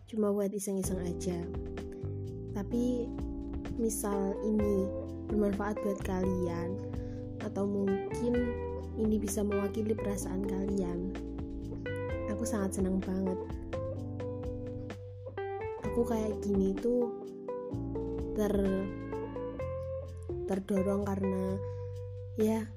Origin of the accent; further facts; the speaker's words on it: Magelang, Central Java, Indonesia; accent: medok; Aku dari Magelang. Wajar aja ya kalau misal nanti aku pas rekaman gini oh, ada bahasa-bahasa yang mungkin wah kamu medok ya emang iya ya gimana kan orang Jawa